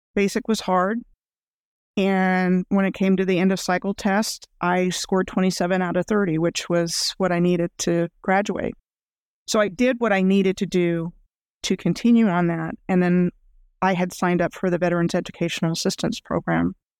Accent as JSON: {"language": "English", "town": "Rockville", "region": "Maryland", "country": "United States", "tie": "born or raised there", "also_born_or_lived": "Gaithersburg, Maryland / Germany / New Mexico / Fairbanks, Alaska", "moved": "as an adult", "said": "I grew up outside of Washington, D C, in a place called Rockville, Maryland."}